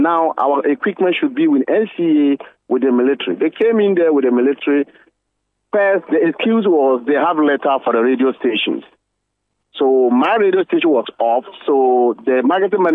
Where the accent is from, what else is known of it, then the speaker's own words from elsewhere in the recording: Ghana; as a Ghanaian and a peace-loving Ghanaian